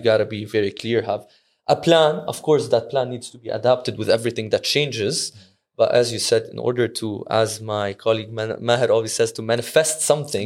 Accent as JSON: {"language": "English", "region": "Dubai", "country": "United Arab Emirates", "said": "I'm from Dubai"}